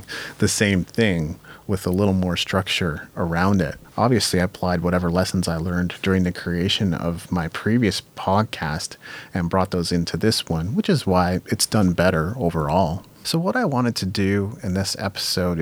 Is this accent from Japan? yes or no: yes; Japan; I grew up in Japan